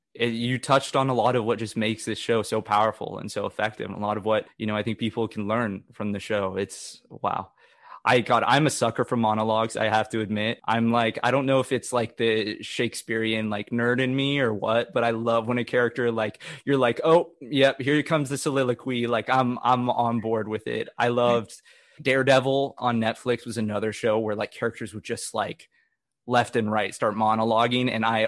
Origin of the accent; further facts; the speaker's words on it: Oklahoma, United States; accent: Oklahoman; Pardon my Oklahoman accent coming in there.